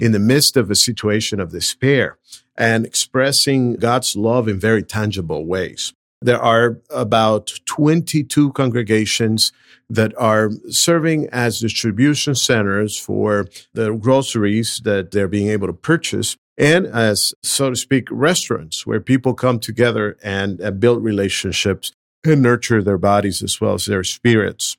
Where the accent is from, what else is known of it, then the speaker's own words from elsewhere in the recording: Venezuela; moved away as an adult; also born or lived in Brazil / Southern California; now in Nashville, United States; I'm originally from Venezuela, went to college in Brazil